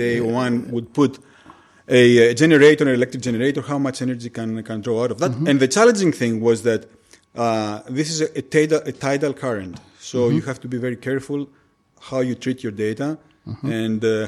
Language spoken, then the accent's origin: English; Chalkida, Central Greece, Greece; I'm from Chalkida